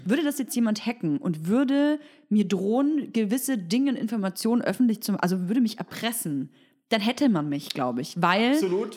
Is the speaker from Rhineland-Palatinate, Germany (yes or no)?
no; Berlin, Germany; ich komme aus Berlin